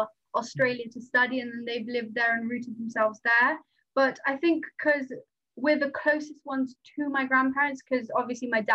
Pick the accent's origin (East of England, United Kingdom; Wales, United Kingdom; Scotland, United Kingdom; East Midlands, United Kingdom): Wales, United Kingdom; first language Nepali; English is a second language